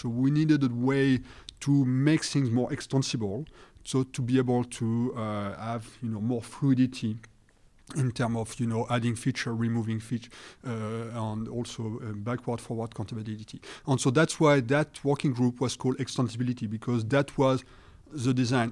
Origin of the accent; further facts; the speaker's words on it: France; accent: French; English is a second language; I apologize for my accent, you know, I'm being French